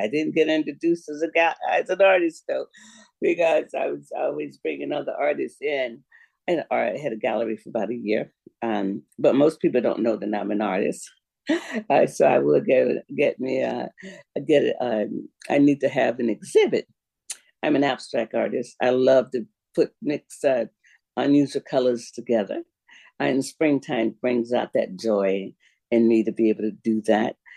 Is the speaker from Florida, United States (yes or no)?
yes; Florida, United States; now in Spokane, United States; I'm from Florida